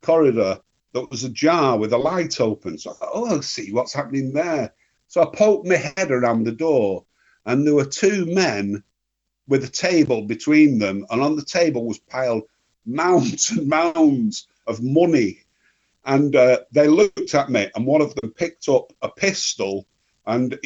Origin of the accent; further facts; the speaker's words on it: Northern England, United Kingdom; being English and Northern and scruffy